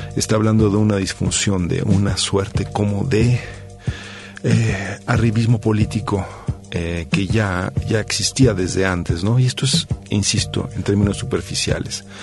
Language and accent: Spanish; Mexico; nosotros como mexicanos, como ciudadanos mexicanos